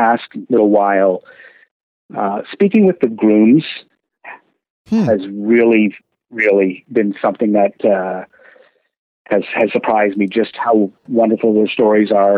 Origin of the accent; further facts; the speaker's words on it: London, Ontario, Canada; I was born in London, Ontario, so my first horse racing experience was at Western Fair